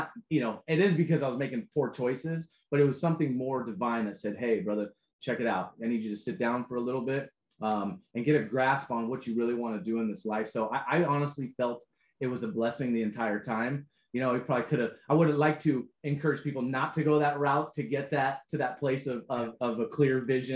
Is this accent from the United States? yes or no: yes; San Diego, California, United States; I was from San Diego.